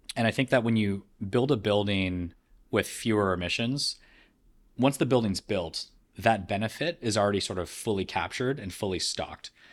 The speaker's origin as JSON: {"language": "English", "country": "Canada", "tie": "born or raised there", "said": "being born and raised in Canada"}